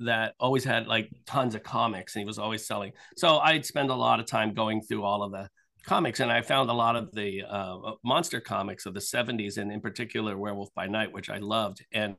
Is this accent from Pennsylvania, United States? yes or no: yes; outside of Philadelphia, Pennsylvania, United States; I grew up outside of Philadelphia.